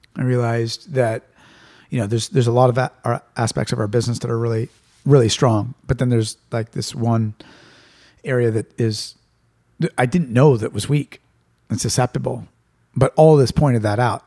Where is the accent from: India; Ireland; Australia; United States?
United States; Santa Rosa, California; my hometown and, and, and a lot of the neighborhoods that I grew up